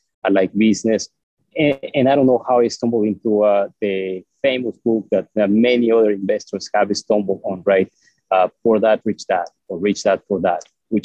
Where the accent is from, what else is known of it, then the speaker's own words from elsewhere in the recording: Mexico; moved away as an adult; also born or lived in Mexico City, Mexico / Texas, United States; now in United States; I was born in Mexico, and up until, I guess, 80-something, 86, 87, I lived in the same town